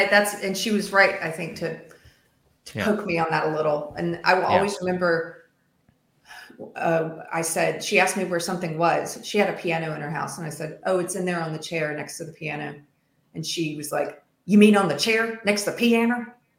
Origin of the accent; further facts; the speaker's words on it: South Carolina, United States; accent: Southern; So I actually really like Southern accents. And long story short, like it'll come out from time to time. When I used to drink, it would come out when I drank. Now it comes out if I get angry or just certain words. Like in South Carolina, we don't pronounce the TH